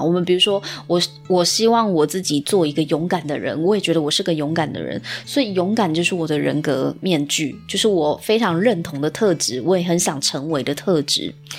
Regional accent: Taiwan; 我们台湾人的一个潜意识以及价值观

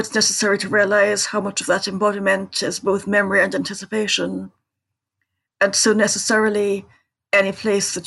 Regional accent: Trinidad & Tobago; I grew up in Trinidad

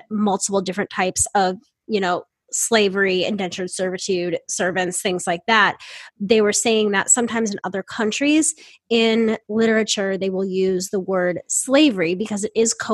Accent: Ireland; being abused and harassed by people because we're Irish

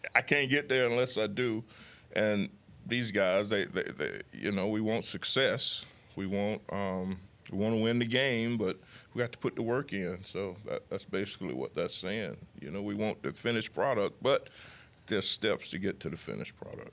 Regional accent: United States; moved away; my hometown is fifty miles away from Mobile

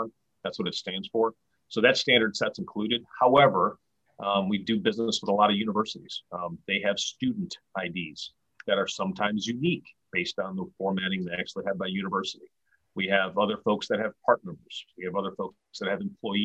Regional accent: Rochester, New York, United States; also born or lived in Pomona, California / New Orleans, Louisiana / Philadelphia, Pennsylvania / Sacramento, California; now in Tampa, United States; I grew up in Rochester, New York

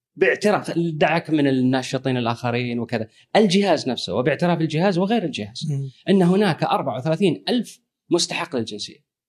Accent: Kuwait; انا ككويتي

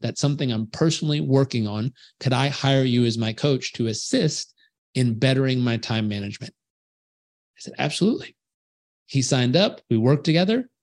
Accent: Southern California, United States; I grew up in Southern California

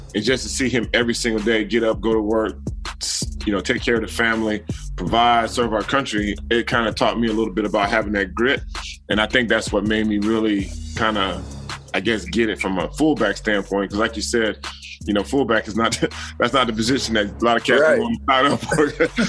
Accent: Alabama, United States; also born or lived in Frankfurt, Germany / El Paso / Fort Knox, Kentucky; I was born in Frankfurt, Germany. And we moved from Frankfurt. I lived there for 2 years. We moved to El Paso for 3 years. Back to Germany for 3 years. Fort Knox, Kentucky for 3 years. Back to Germany for 3 years. And finally to Alabama.

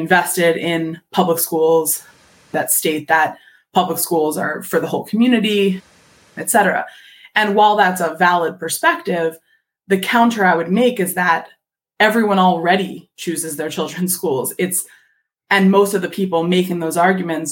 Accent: Philadelphia, Pennsylvania, United States; I'm from Philadelphia.

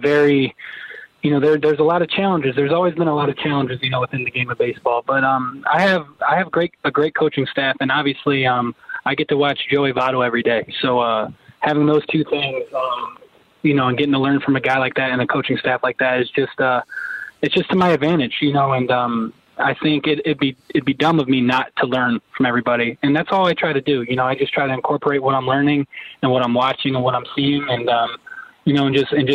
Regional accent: Niagara Falls, New York, United States; also born or lived in Buffalo, New York; I was born in Buffalo, grew up in Niagara Falls, New York

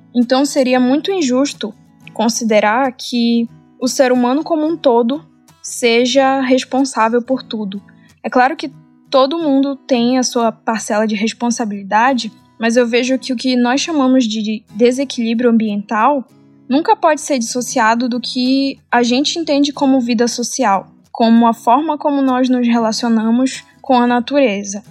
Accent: Amapá, Brazil; a região norte do Brasil, que foi onde eu nasci e cresci e passei a vida toda

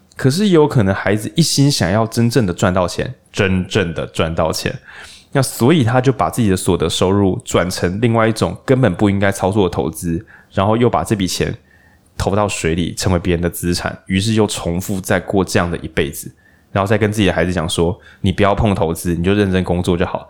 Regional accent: Lukang, Changhua County, Taiwan; 我老家鹿港

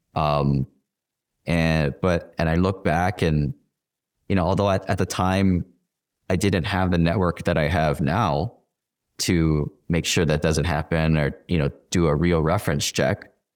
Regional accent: Hawaii, United States; I'm from Hawaii. Everybody is kind of knows each other. It's like family. It's Ohana

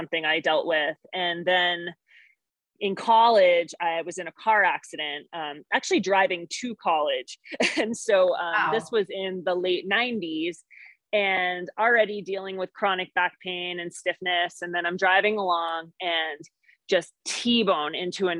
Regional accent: East Coast, United States; moved away as an adult; now in Montana, United States; I'm an East Coaster, born and raised

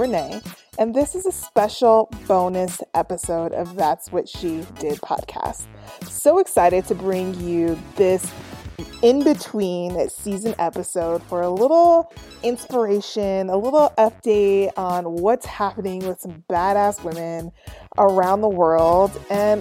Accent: Colorado, United States; I'm from Colorado. I live in Colorado. It's my own backyard.

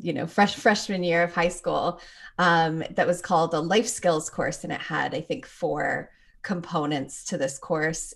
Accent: Toronto, Ontario, Canada; moved away as an adult; now in Minnesota, United States; I was born and raised there, grew up there, and left just before I turned twenty-two

